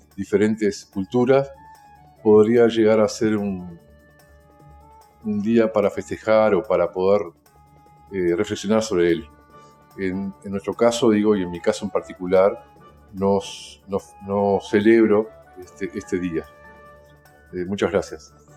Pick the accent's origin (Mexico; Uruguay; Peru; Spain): Uruguay; soy de Uruguay